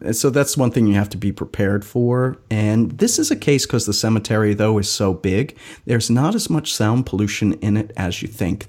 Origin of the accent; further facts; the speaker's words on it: Wisconsin, United States; my home state of Wisconsin